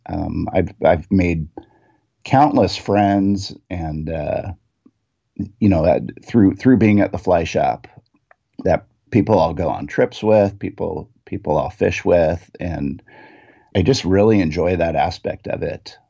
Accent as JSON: {"language": "English", "town": "Renton", "region": "Washington", "country": "United States", "tie": "born or raised there", "said": "I grew up in Renton, Washington"}